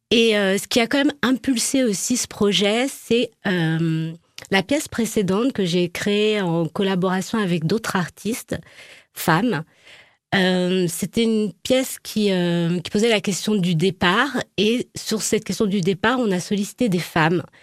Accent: Nouvelle-Aquitaine, France; born there; Ben je suis née en Charente

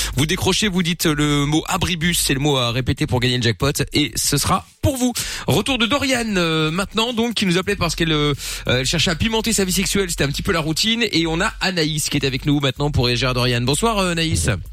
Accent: Belgium; Je suis belge aussi

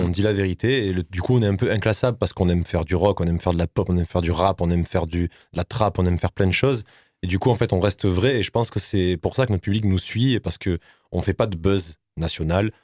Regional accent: Nîmes, Occitania, France; on est un groupe bon, du Sud, tout le monde le sait, nous sommes de Nîmes

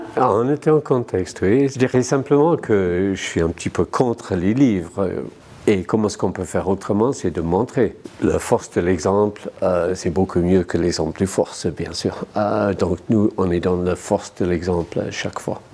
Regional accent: between Liverpool and Manchester, North West England, United Kingdom; French is a second language; moved away as an adult; also born or lived in London; now in Neuchâtel, Switzerland; je viens de l'Angleterre, dans le nord de l'Angleterre, entre Liverpool et Manchester.

